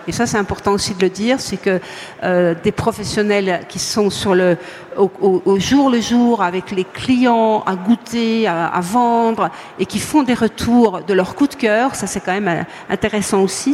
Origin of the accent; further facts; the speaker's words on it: Montbéliard, Bourgogne-Franche-Comté, France; je suis née euh, à Montbéliard, donc je suis franc-comtoise.